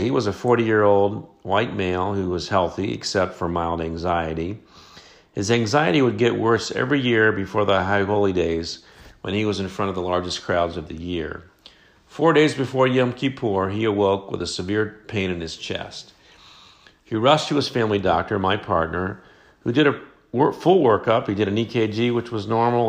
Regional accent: Dayton, Ohio, United States; I started practicing family medicine in my hometown of Dayton, Ohio

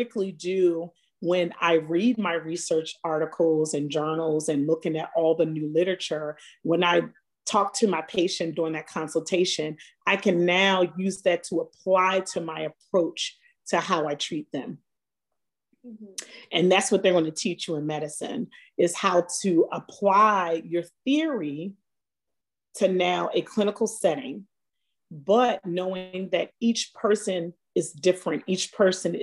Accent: Baltimore, Maryland, United States; moved away as an adult; also born or lived in Atlanta / New York; being of color and growing up in Baltimore

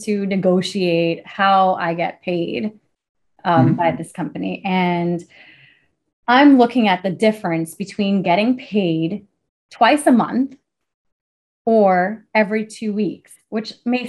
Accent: the South, United States; moved away; I'm originally from the South.

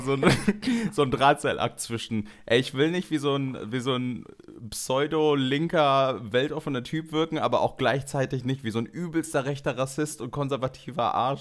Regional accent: Germany; now in Cologne, Germany; aber ich bin hier in Deutschland geboren und meine Mutter auch

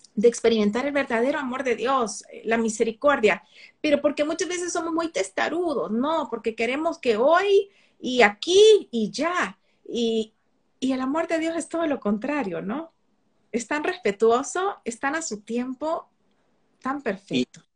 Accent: El Salvador; Eso es lo que somos los salvadoreños

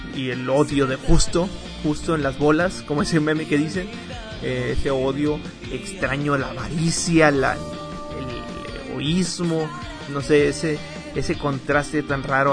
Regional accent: Mexico; a mí también me interesa como mexicano

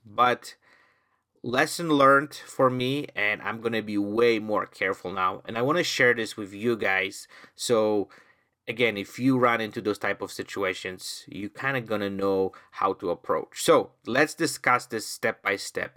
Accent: Poland; now in Canada; I'm originally from Poland

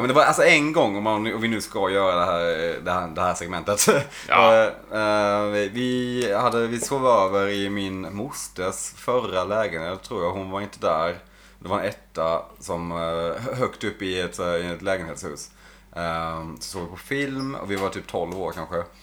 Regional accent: Blekinge, Sweden; Jag och Sebbe, där vi kommer från

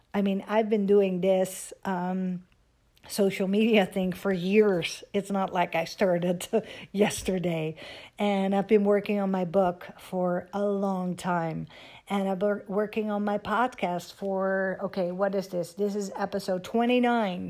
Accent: Netherlands; moved away as an adult; also born or lived in Amsterdam / Miami; now in United States; Growing up in Holland, I was dreaming of, um, living in America

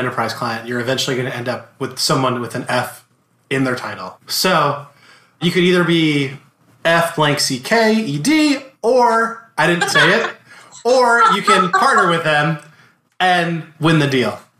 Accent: New Jersey, United States; now in Florida, United States; I'm originally from New Jersey.

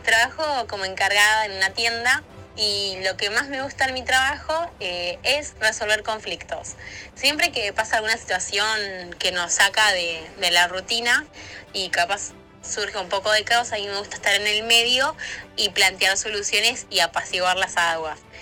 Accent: Villa Ballester, Buenos Aires Province, Argentina; soy de Barrio de Villa Ballester

